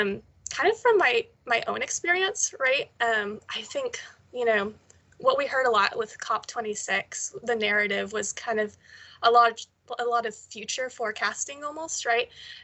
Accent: Texas, United States; moved away as an adult; now in St Andrews, United Kingdom; Growing up in Texas

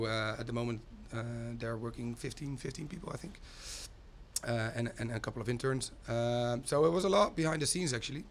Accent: Groningen, Netherlands; moved away as an adult; now in Utrecht, Netherlands; my hometown, Groningen, which is in the north of Holland

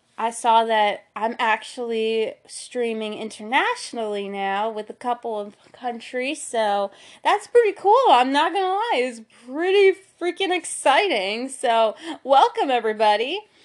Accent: Philadelphia, Pennsylvania, United States; my hometown, the Philadelphia seventy-sixers

